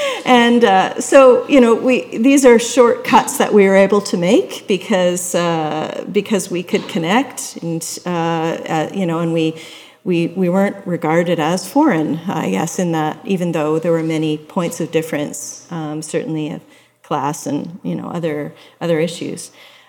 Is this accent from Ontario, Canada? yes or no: yes; Toronto, Ontario, Canada; now in Kingston, Canada; I said that I met Claude and Marie and I started talking with them, that I'm from Toronto. When I first moved to Kingston, well, it wasn't the first time I moved to Kingston.